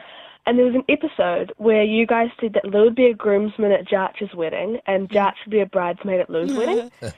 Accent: New Zealand; because I am from New Zealand

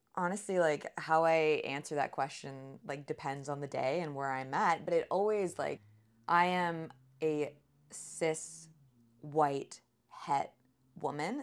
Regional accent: Sarnia, Ontario, Canada; I grew up in Sarnia, Ontario. We moved around a lot before I turned, I think, eight.

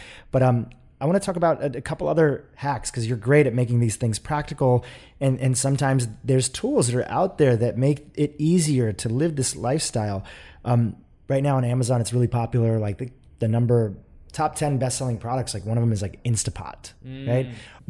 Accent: India; I'm from India, and you know, I can remember people putting things like ghee in their tea a little bit

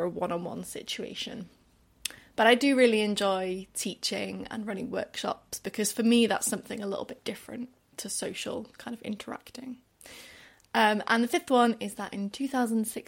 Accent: Wales, United Kingdom; also born or lived in Mexico; I'm Welsh, although not everyone picks up that from my accent. It's not like a super strong one, but I'm definitely Welsh.

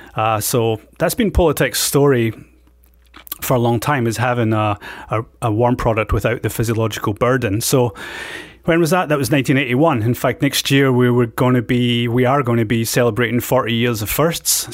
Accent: Scotland, United Kingdom; moved away; I was, um, born and brought up in Scotland

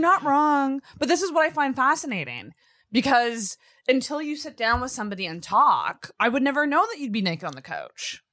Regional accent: Antigonish, Nova Scotia, Canada; I'm from Anagonish, which is also, like, it's a small town

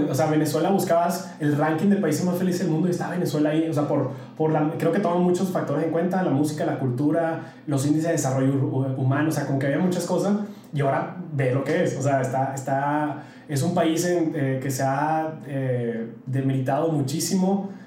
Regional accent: Mexico; yo siempre digo que soy mexicano. O sea, al final no puedo olvidar mis raíces eh, fui criado de una manera, amo mi cultura, amo, a pesar de que me viene muy chavito, pero amo México profundamente

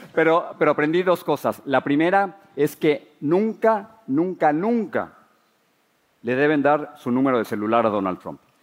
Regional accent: Mexico City, Mexico; moved away as an adult; now in United States; Crecí en la Ciudad de México

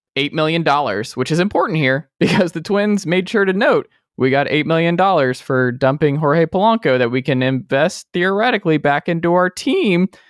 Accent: Georgia, United States; Georgia, where I'm very familiar with my home state.

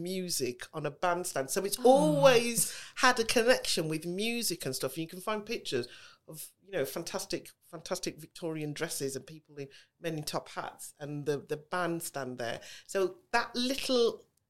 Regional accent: Birmingham, West Midlands, United Kingdom; accent: Brummie; I was born and raised. We used to live in Ladywood

